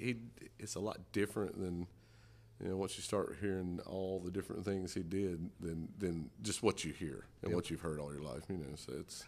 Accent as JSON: {"language": "English", "town": "Mooresville", "region": "North Carolina", "country": "United States", "tie": "born or raised there"}